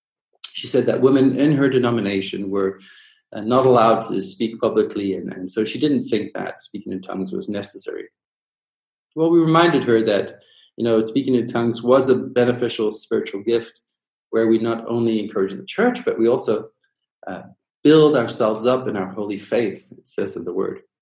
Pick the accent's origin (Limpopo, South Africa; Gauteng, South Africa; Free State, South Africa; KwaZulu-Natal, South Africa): KwaZulu-Natal, South Africa; Durban; I grew up in Durban, South Africa